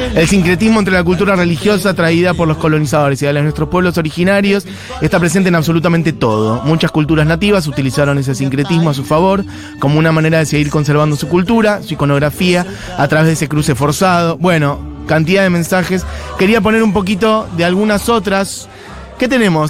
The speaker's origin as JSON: {"language": "Spanish", "country": "Argentina"}